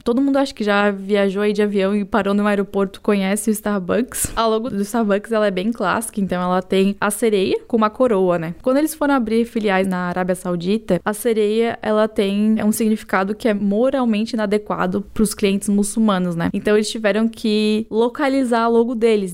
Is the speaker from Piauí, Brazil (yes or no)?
no; Florianópolis, Santa Catarina, Brazil; Eu sou uma manezinha da ilha, então nasci e cresci aqui em Florianópolis.